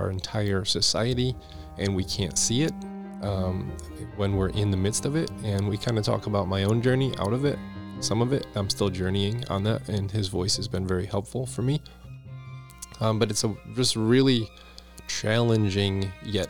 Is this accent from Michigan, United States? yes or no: yes; Redford, Michigan, United States; I grew up in Metro Detroit area in Redford